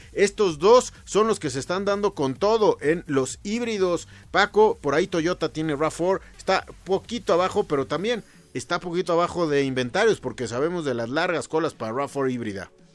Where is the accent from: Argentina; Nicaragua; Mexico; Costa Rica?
Mexico; como mexicanos